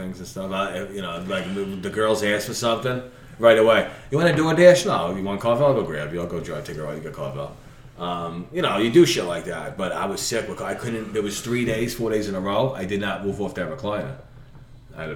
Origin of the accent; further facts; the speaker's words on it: New York City, New York, United States; I'm from Brooklyn